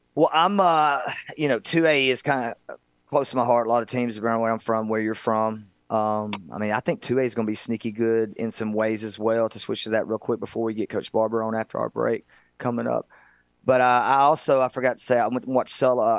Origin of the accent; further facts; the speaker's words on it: Northwest Alabama, United States; I'm from Northwest Alabama